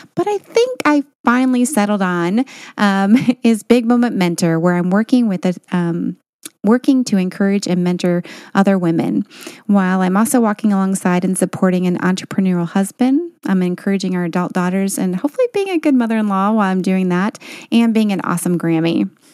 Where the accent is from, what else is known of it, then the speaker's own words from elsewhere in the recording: Michigan, United States; also born or lived in Tennessee; originally we're from Michigan, and now we live part-time in Michigan and part-time in Tennessee